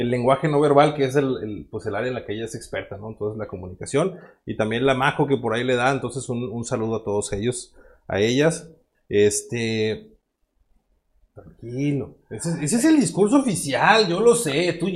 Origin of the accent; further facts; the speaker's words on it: Sinaloa, Mexico; Que somos sinaloenses. Ajá. ¿Y el sinaloense cómo, cómo somos?